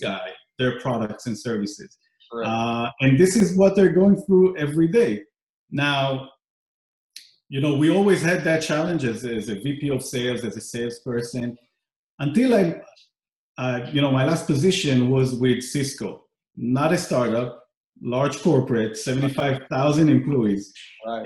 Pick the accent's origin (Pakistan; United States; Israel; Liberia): Israel; moved away; I grew up in Israel